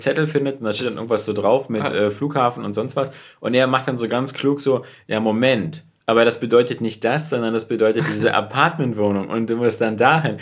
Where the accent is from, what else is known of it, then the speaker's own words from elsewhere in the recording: Berlin, Germany; bei uns in Berlin